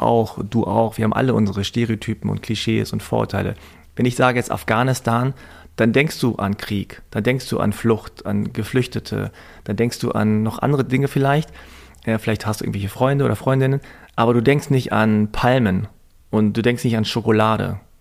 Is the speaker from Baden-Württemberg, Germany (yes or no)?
no; Hanover, Lower Saxony, Germany; Damals in Hannover, in so einem Vorort mit zwei, drei koreanischen Familien